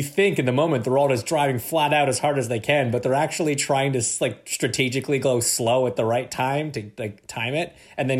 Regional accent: Canada; I'm Canadian

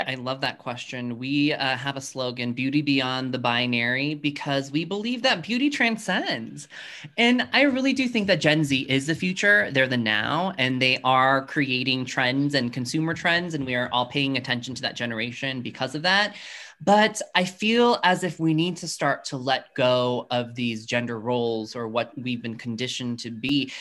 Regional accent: Colorado Springs, Colorado, United States; growing up in Colorado Springs, Colorado, where I am now

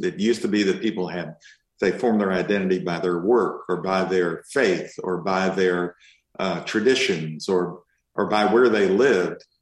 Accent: Kentucky, United States; now in Austin, United States; I'm from Kentucky originally, and and uh, and spent a lot of time in Eastern Kentucky.

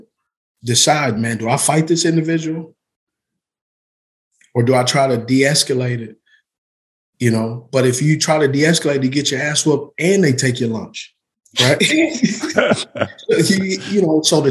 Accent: Utah, United States; also born or lived in California; I grew up in Utah.

